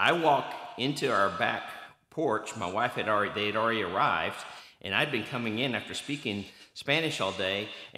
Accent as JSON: {"language": "English", "country": "Turkey", "tie": "born or raised there", "said": "when he heard that I grew up in Turkey"}